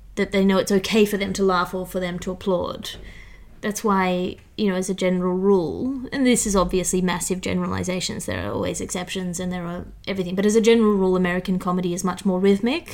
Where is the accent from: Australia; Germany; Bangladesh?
Australia; accent: educated Australian; moved away; also born or lived in Sydney / New York / United Kingdom; my accent is opaque in the UK, and in Australia it's a prissy accent. It's an educated accent.